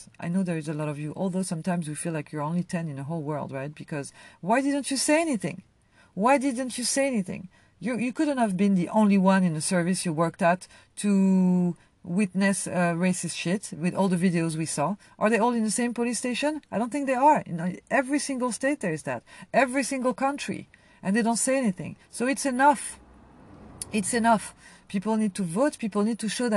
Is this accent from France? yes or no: yes; France; also born or lived in Algeria (family ancestry); now in United States; I come from France